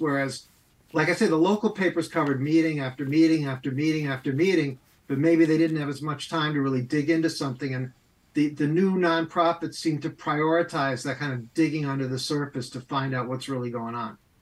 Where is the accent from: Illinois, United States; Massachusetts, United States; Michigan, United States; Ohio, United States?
Massachusetts, United States; Amherst; also born or lived in Boston; I grew up in Amherst, Massachusetts